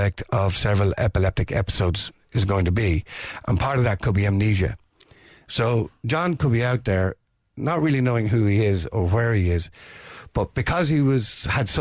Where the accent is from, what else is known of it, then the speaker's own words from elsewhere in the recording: County Meath, Ireland; moved away as an adult; now in Dublin, Ireland; I'm originally from County Meath, but I've been living in Dublin for the last 50 years